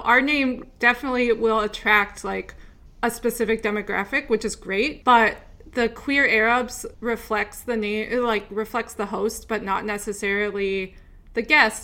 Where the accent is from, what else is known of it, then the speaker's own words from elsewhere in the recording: Upper Midwest, United States; moved away; also born or lived in Texas; I grew up in the Midwest, the Upper Midwest